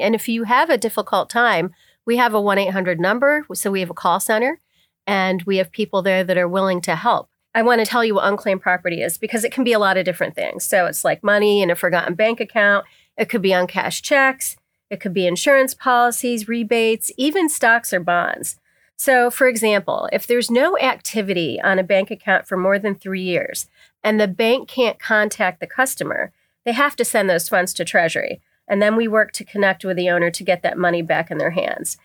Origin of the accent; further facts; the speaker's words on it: Bradford County, Pennsylvania, United States; I was born and raised in Bradford County